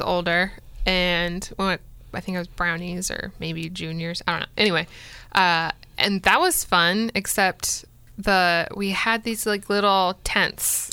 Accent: Florida, United States; moved away; I grew up primarily in Florida

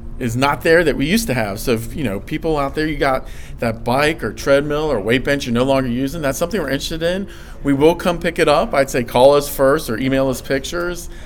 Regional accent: Blacksburg, Virginia, United States; growing up in Blacksburg, big Virginia Tech fan.

